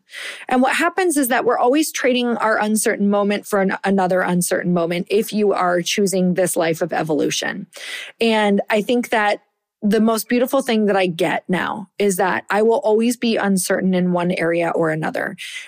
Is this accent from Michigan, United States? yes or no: yes; Michigan, United States; I am from Upper Michigan. I am like a badass because I survived those winters.